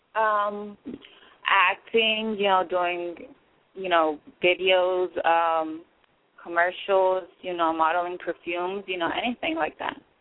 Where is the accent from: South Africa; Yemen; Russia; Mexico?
Mexico; now in Los Angeles, United States; I was born in Mexico